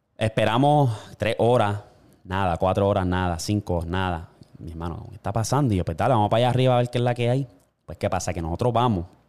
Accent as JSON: {"language": "Spanish", "country": "Puerto Rico"}